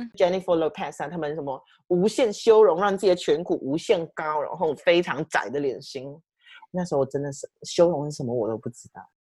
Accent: Malaysia; now in United Kingdom; 我是马来西亚人

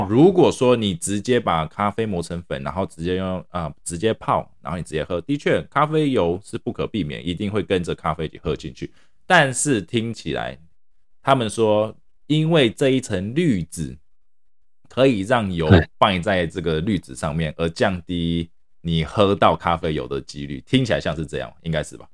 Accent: Taiwan; 我们台湾人啊，亚洲人饮食啊，偏好比较属于那种高盐、高盐、高油

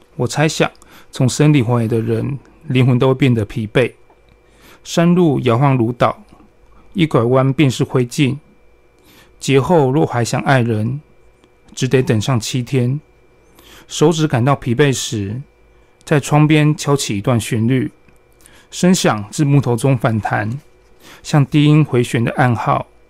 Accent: Chiayi, Chiayi County, Taiwan; also born or lived in Taipei; 我小时候从台北搬到嘉义来生活

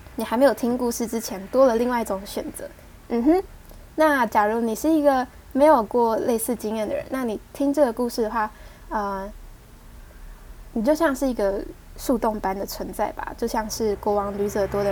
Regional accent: Taiwan; accent: Taiwanese Mandarin; 我讲话有台湾国语

